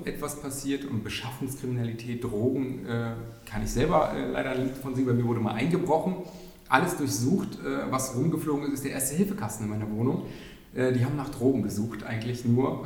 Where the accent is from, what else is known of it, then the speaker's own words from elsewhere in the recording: Berlin, Germany; also born or lived in Spandau, Berlin; Ich bin in Schöneberg wirklich noch geboren. Ich bin, also, man trifft selten echte Berliner, aber sogar echte Schöneberger.